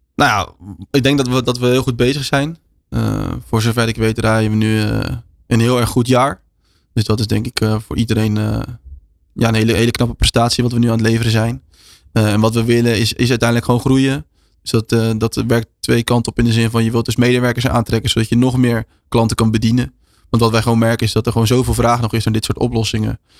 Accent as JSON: {"language": "Dutch", "country": "Netherlands", "said": "wij als Nederlanders"}